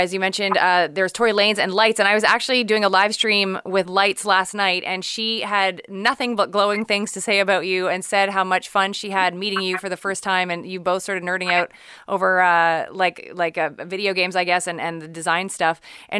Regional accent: Quebec, Canada; we're Canadian, but we also have that European flair to our specific city

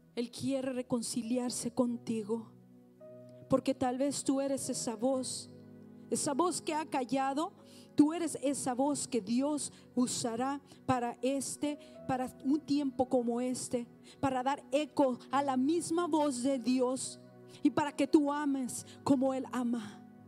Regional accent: Mexico; now in United States; soy mexicana

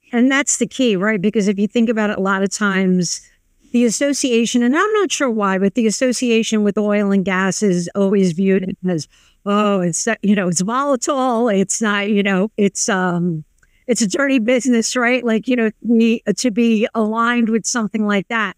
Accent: New York, United States; I grew up on the Lower East Side of New York

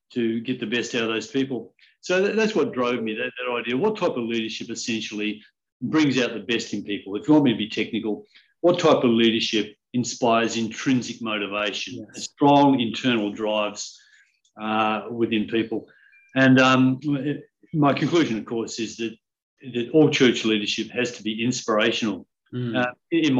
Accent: Perth, Western Australia, Australia; moved away; also born or lived in Collie, Western Australia; I grew up in Perth. In fact, I grew up initially in a country town in the southwest of Western Australia called Collie, but then mostly in Perth.

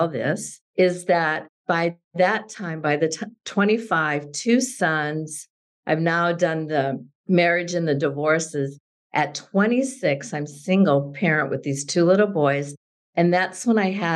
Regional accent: South Dakota, United States; Growing up in South Dakota

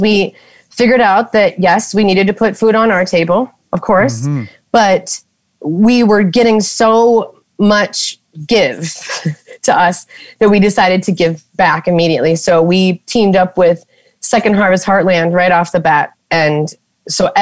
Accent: North Dakota, United States; moved away as an adult; now in Minnesota, United States; Like a good North Dakota girl where I grew up in North Dakota.

